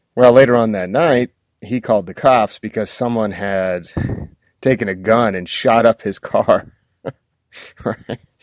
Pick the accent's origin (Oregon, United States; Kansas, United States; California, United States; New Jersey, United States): Oregon, United States; now in Texas, United States; I grew up in Oregon